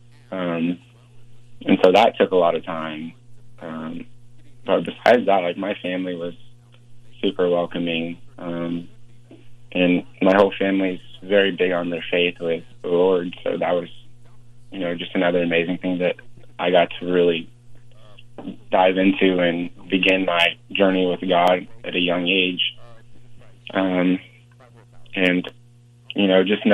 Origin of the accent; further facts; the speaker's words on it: Grove, Oklahoma, United States; also born or lived in Ghana; I'm from Oklahoma